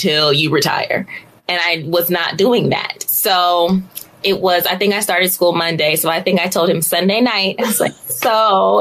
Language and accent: English; Los Angeles, California, United States; born and raised in Los Angeles